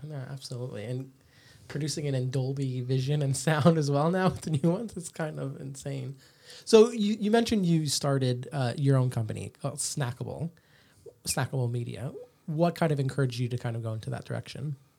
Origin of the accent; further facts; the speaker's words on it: Canada; now in Australia; I'm from Canada